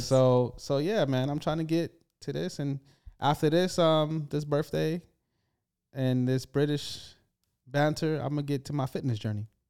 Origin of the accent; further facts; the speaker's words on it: United States; now in United Kingdom; I'm an, I'm from America